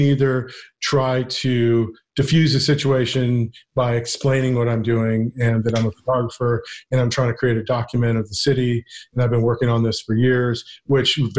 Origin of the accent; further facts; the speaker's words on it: Ventura County, California, United States; moved away as an adult; also born or lived in New York; growing up in Ventura County, rural Ventura County